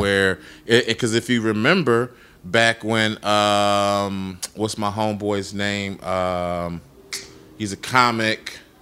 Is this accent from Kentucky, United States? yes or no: no; Chicago, Illinois, United States; I'm from Chicago